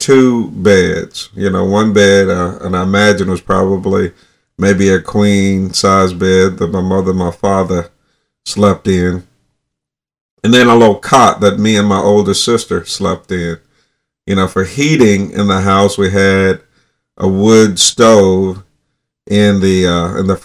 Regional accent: North Alabama, United States; when I was a child, I grew up in North Alabama in 1960s

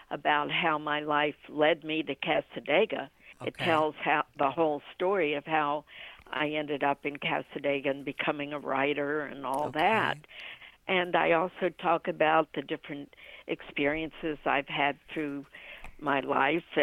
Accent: Washington, District of Columbia, United States; born there; also born or lived in Ohio / Orlando; now in DeLand, United States; I was born {S1} in Washington D.C. {S0} and okay. uh, {S1} lived in Ohio, and then from Ohio I came to Orlando. {S0} Okay. {S1} And now I'm in DeLand.

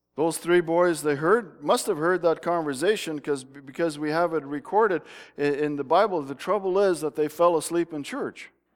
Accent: Smithers, British Columbia, Canada; moved away; That's Smithers down in the bottom here. That's where I lived for many years

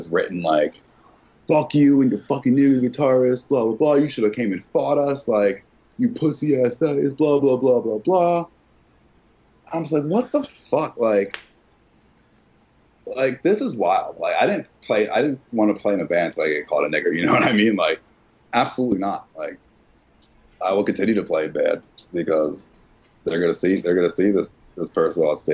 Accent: Philadelphia, Pennsylvania, United States; I'm from Philly

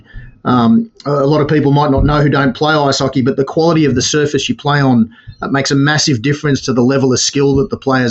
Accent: Melbourne, Victoria, Australia; now in Sydney, Australia; I'm from Melbourne originally, came up with the Victorian under-16 side

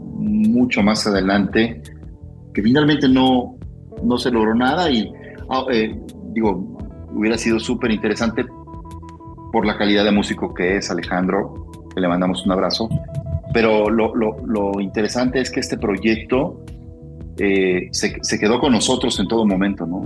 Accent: Guadalajara, Jalisco, Mexico; yo amo mi ciudad, yo aquí nací, yo soy tapatío

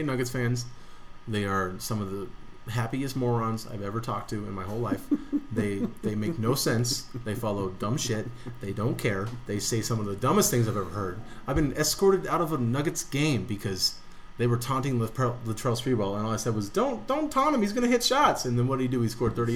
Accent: Denver, Colorado, United States; We're from Denver.

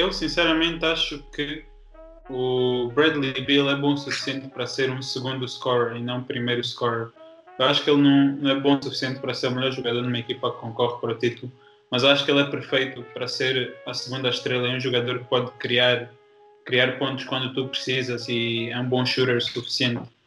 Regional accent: Angola; como angolano

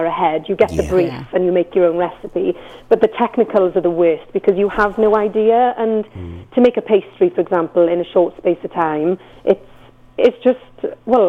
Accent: Carmarthen, Wales, United Kingdom; I'm Carmarthen born and bred. So I'm obviously Welsh speaking.

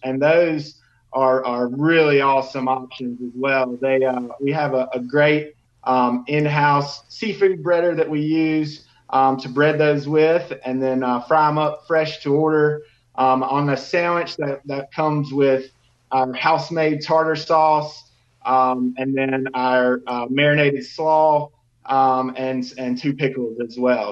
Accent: Tuscaloosa, Alabama, United States; I'm actually from Tuscaloosa, um, born and raised

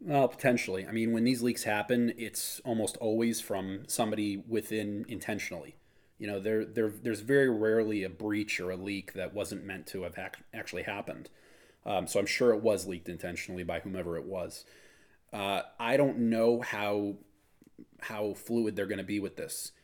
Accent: Wisconsin, United States; moved away; I'm from Wisconsin originally

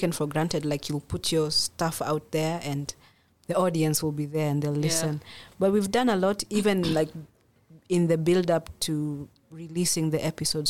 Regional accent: Kenya; moved away as an adult; in Kenya, I'm not black

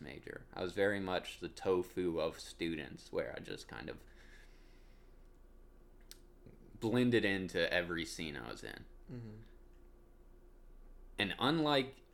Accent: South Carolina, United States; moved away as an adult; now in New York, United States; I grew up in the South. Went to college in the South.

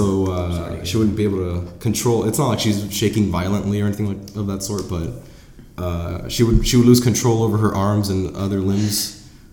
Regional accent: Ventura, California, United States; moved away as an adult; now in Merced, United States; I'm from Southern California, specifically Ventura

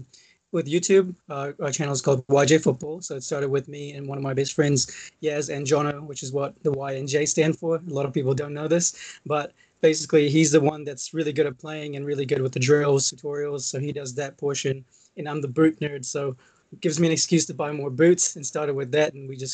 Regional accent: Maldives; it was because I'm from the Maldives. If you guys don't know where that is, if you know, you know, it's small country.

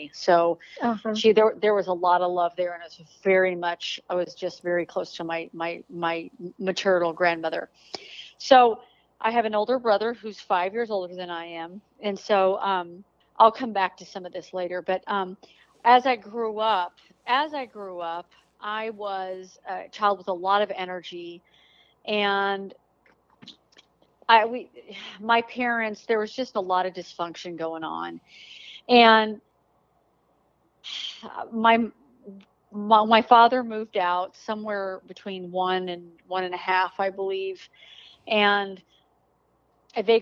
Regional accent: Denver, Colorado, United States; now in Texas, United States; I grew up in Denver, Colorado

